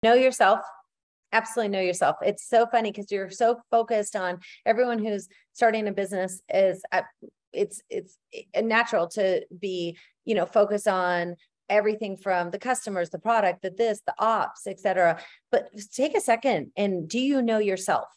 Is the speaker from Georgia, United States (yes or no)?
no; northern Minnesota, United States; Minnesota was great because it was, um, northern Minnesota and my grandparents had a hundred and eighty acres, um, on a, on a farm up there